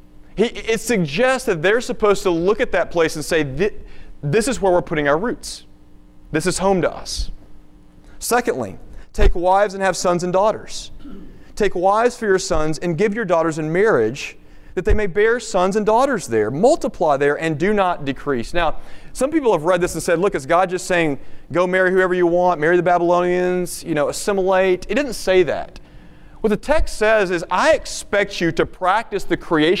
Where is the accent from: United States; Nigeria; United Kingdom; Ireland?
United States; Nashville, Tennessee; now in Dallas, United States; I'm from Tennessee, and so my heartstrings are kind of pulled toward the hills of the Mid-South a little bit. I'm fourth generation Nashvillian